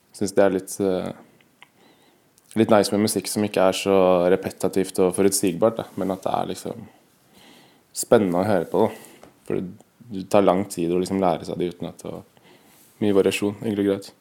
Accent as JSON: {"language": "Norwegian", "region": "Oslo", "country": "Norway", "tie": "born or raised there", "said": "jeg er fra Oppsal. Eh, født i Oslo. Bodd på Oppsal hele livet"}